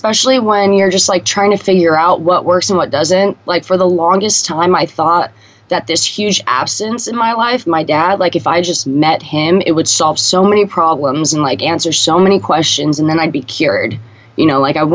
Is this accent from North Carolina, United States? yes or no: no; Stockton, California, United States; I'm from Stockton. It's up in Northern California